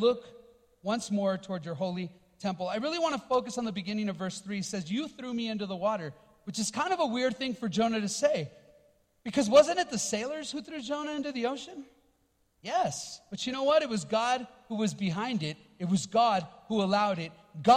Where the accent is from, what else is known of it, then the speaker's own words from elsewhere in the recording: Los Angeles, California, United States; I grew up in Los Angeles, born and raised there